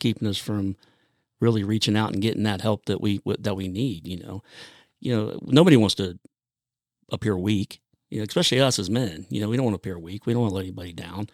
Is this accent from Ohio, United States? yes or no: yes; Grove City, Ohio, United States; I grew up in Grove City, Ohio